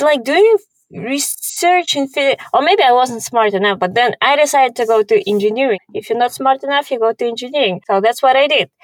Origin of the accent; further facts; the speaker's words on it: Kazakhstan; English is a second language; also born or lived in Houston, Texas, United States / Switzerland; I'm from Kazakhstan